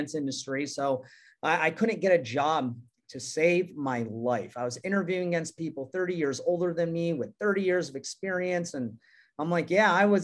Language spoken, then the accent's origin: English; New York, United States; now in San Clemente, United States; I was born and raised in New York